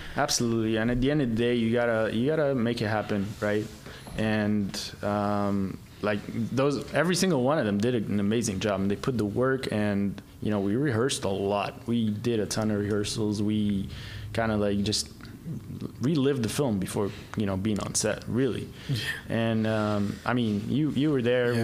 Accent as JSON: {"language": "English", "country": "Egypt", "tie": "born or raised there", "moved": "yes", "said": "I grew up in Egypt"}